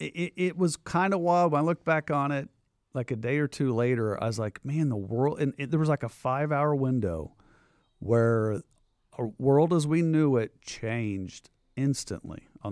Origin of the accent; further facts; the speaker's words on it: Midwest, United States; Yeah. Yeah. It was like, as a sports fan and being a Midwesterner, it was the Big Ten tournament